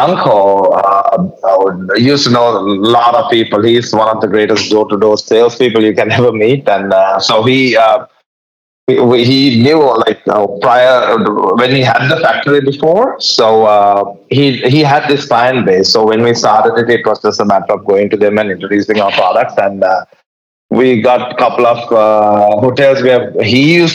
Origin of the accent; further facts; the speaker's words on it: Sri Lanka; English is a second language; now in United States; I'm from Sri Lanka and my father had a hotel distribution company. So I was kind of born into this business and I migrated to the US in 1998